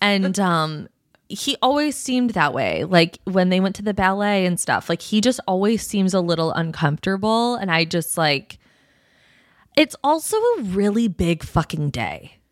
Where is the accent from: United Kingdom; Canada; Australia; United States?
United States; as an American person